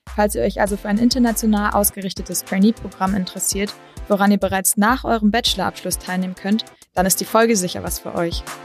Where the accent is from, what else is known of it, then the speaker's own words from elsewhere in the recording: near Heidelberg, Baden-Württemberg, Germany; moved away as an adult; also born or lived in Mannheim; now in Berlin, Germany; komme eigentlich aus Baden-Württemberg, aus einer Stadt in der Nähe von Heidelberg